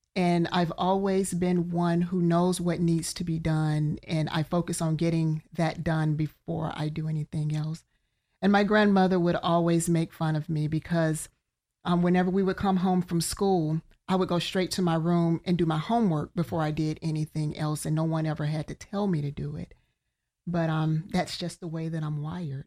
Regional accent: Birmingham, Alabama, United States; moved away as an adult; now in Central Florida, United States; from Birmingham, Alabama.

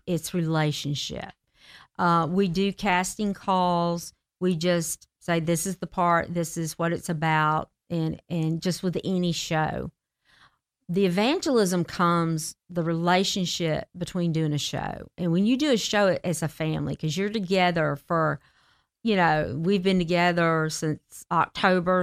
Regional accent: Marietta, Georgia, United States; I'm from the South. I'm from Marietta, Georgia. and, uh, was born and raised by a gospel singer

